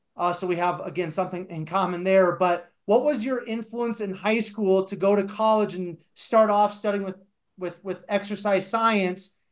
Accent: Iowa, United States; now in Colorado, United States; I actually grew up in Iowa in a very small town

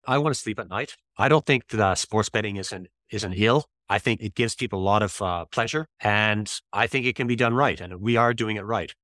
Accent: Toronto, Ontario, Canada; moved away as an adult; also born or lived in Dublin, Ireland / India; I'm from Toronto, Canada originally

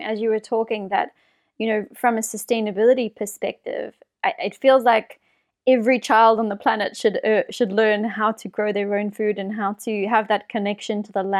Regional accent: South Africa; I grew up in South Africa

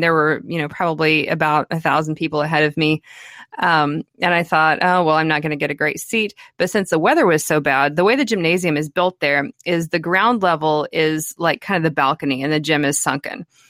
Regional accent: El Dorado, Kansas, United States; my hometown of El Dorado, Kansas

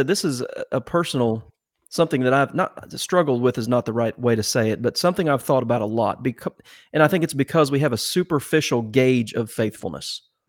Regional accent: Ohio, United States; I grew up that way in Ohio.

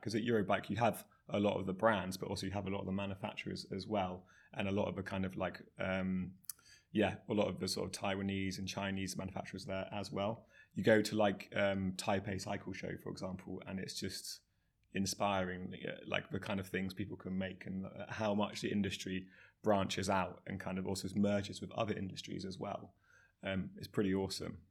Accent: Somerset, South West England, United Kingdom; also born or lived in Bristol; I grew up in Somerset, uh, riding mountain bikes, B M Xs, um, all through my teenage years

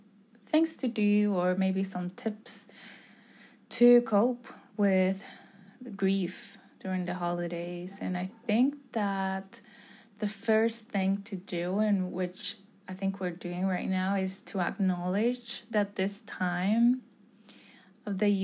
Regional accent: Puerto Rico; moved away; I'm from Puerto Rico

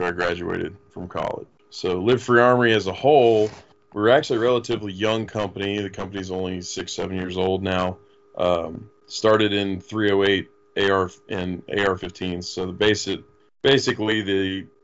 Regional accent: Florida, United States; I'm from Florida originally

